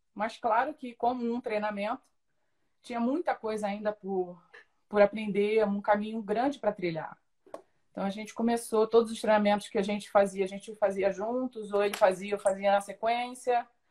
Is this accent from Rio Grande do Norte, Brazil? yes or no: no; São Gonçalo, Rio de Janeiro, Brazil; eu sou de São Gonçalo, nasci em São Gonçalo, cresci lá